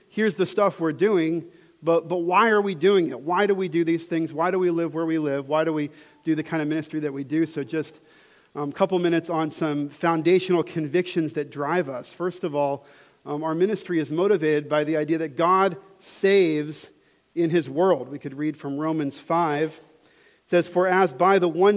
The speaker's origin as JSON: {"language": "English", "town": "Dallas", "region": "Texas", "country": "United States", "tie": "born or raised there", "also_born_or_lived": "Southern California", "moved": "as an adult", "lives_now": "Dubai, United Arab Emirates", "said": "I'm from here, from Dallas. I grew up in Dallas"}